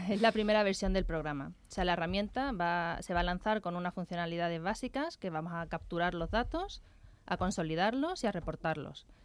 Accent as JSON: {"language": "Spanish", "town": "Seville", "region": "Andalusia", "country": "Spain", "moved": "yes", "lives_now": "Madrid, Spain", "said": "Sí, bueno, yo soy de Sevilla."}